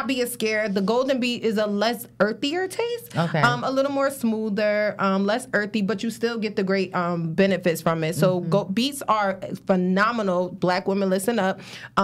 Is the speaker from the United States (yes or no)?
yes; Paterson, New Jersey, United States; I am based out of Paterson, New Jersey